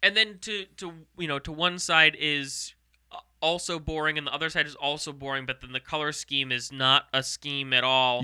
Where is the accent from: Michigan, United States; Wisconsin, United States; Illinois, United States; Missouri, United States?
Missouri, United States; St. Louis; also born or lived in Myrtle Beach, South Carolina; I was born in South Carolina, Myrtle Beach